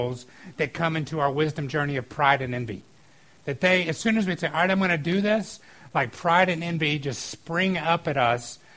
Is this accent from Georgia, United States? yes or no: yes; outside of Atlanta, Georgia, United States; I grew up outside of Atlanta